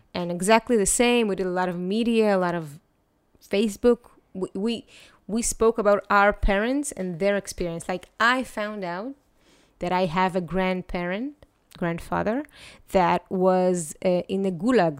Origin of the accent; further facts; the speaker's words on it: Netanya, Central District, Israel; also born or lived in Ukraine; I grew up in Netanya